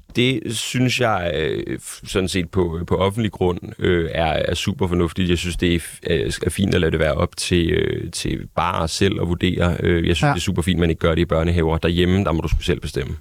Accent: Denmark; jeg er dansker

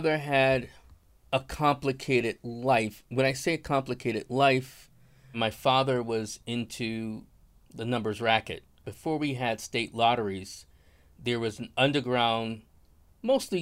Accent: Buffalo, New York, United States; now in Santa Fe, United States; I'm from Buffalo, New York. I currently live in Santa Fe, New Mexico.

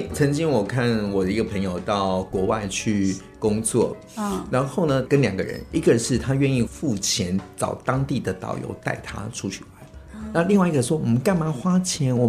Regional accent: Taiwan; 我是台湾人，但是我真的不了解台湾。

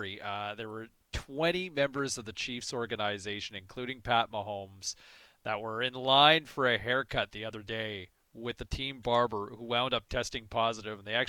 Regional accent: Ottawa, Ontario, Canada; moved away as an adult; also born or lived in Toronto; now in British Columbia, Canada; I was from Ottawa originally

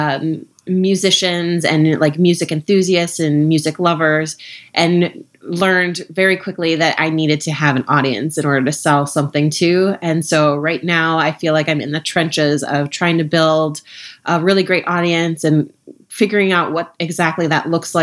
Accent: Minnesota, United States; moved away; also born or lived in Ohio / Washington, D.C.; I'm from Minnesota, grew up in Minnesota and Ohio

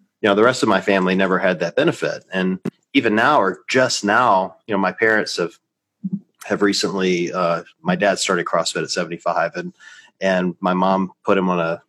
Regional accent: the South, United States; I was raised in the South

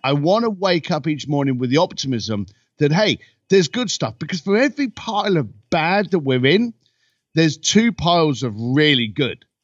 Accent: United Kingdom; now in Los Angeles, United States; I'm a British boy living in Los Angeles

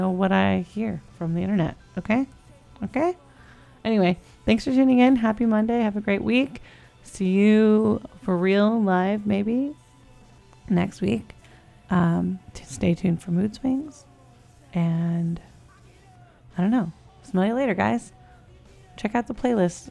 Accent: California, United States; I'm from California.

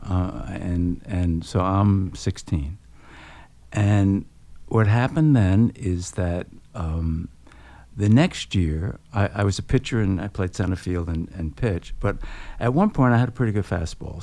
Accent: New York City, New York, United States; I grew up on Coney Island, uh, working class family.

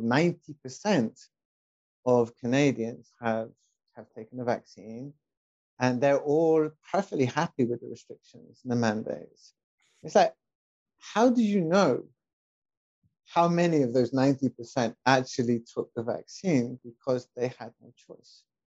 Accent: United Kingdom; moved away; my wife and I, we are both expats. My wife is Mexican, and I'm British

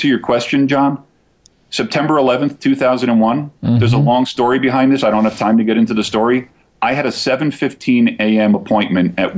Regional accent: New Jersey, United States; moved away; I'm originally from Jersey.

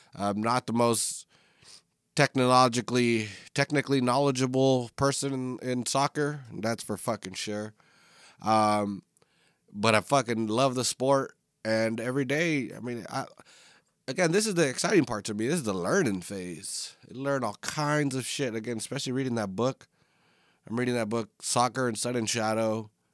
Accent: Northern California, United States; I am from Northern California

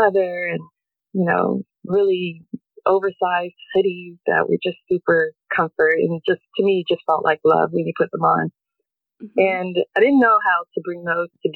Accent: North Carolina, United States; moved away as an adult; now in Portland, United States; I'm originally from North Carolina. I moved to the West Coast in the 90s for my career

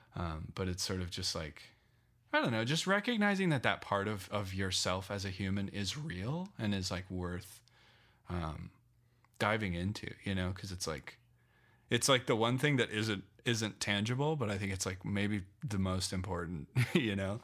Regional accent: Loveland, Colorado, United States; born or raised there; moved away as an adult; also born or lived in Phoenix / New York

